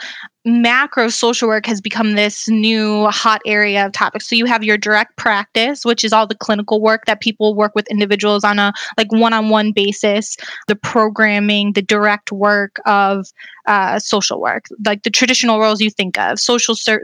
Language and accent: English; Lorain, Ohio, United States; I'm from Northeast Ohio. I grew up in the city of Lorain in Lorain County